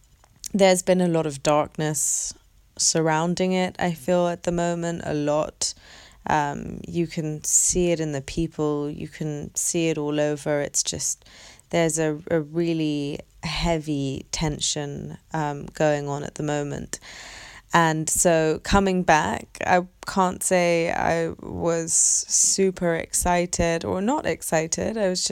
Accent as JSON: {"language": "English", "region": "London", "country": "United Kingdom", "tie": "born or raised there", "said": "And London is my hometown. It's where I was born. It's where I grew up my whole life."}